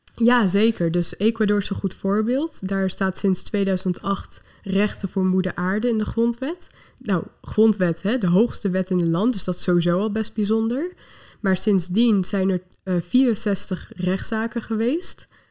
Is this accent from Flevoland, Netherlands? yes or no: yes; Lelystad, Flevoland, Netherlands; ben ik ook opgegroeid in Lelystad, naast de Oostvaardersplassen.